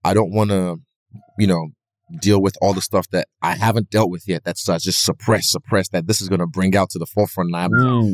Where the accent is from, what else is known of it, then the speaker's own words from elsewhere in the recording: Nigeria; I'm Nigerian